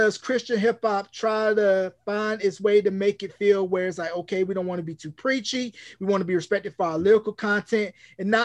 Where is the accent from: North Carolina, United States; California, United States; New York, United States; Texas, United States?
North Carolina, United States; me being from North Carolina, I'm happy to see my home state finally getting some love